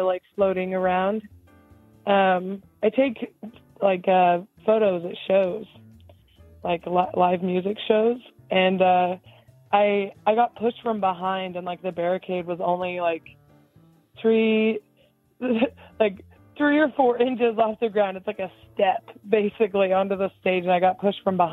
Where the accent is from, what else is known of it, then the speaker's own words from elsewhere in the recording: Kansas, United States; I'm from Kansas